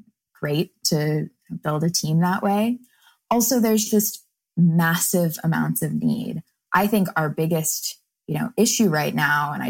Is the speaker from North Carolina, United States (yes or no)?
yes; North Carolina, United States; I grew up in North Carolina